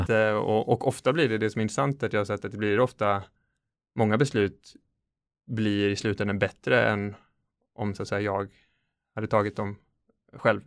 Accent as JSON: {"language": "Swedish", "town": "Kungälv", "region": "Västra Götaland", "country": "Sweden", "tie": "born or raised there", "moved": "as an adult", "lives_now": "Ukraine", "said": "jag är född i en svensk medelklassfamilj i en liten stad utanför Göteborg, Kungälv."}